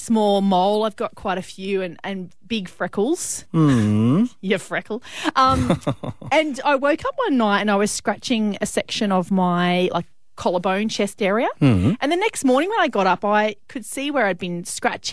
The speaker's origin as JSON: {"language": "English", "region": "Queensland", "country": "Australia", "tie": "born or raised there", "also_born_or_lived": "Victoria", "moved": "as an adult", "said": "I grew up in Queensland"}